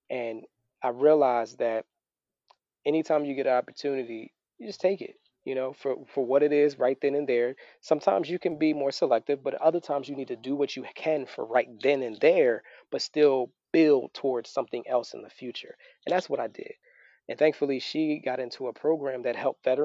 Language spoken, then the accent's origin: English; Philadelphia, Pennsylvania, United States; moved away as an adult; now in Florida, United States; I'm originally from Philadelphia, both of us.